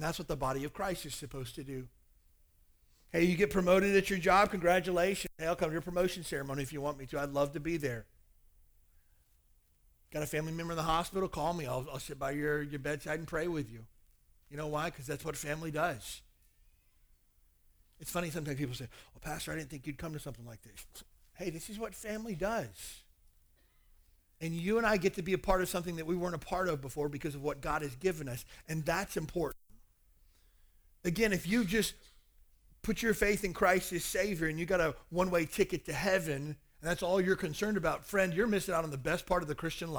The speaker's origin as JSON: {"language": "English", "region": "Kentucky", "country": "United States", "tie": "born or raised there", "moved": "yes", "said": "I spent my whole growing up years trying to get away from that place"}